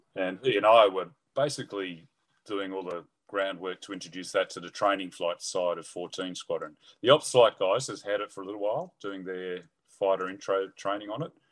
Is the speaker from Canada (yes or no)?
no; Sydney, New South Wales, Australia; also born or lived in England; mum, dad, me, and my brother settled in Sydney, and that's where I basically grew up and did all my schooling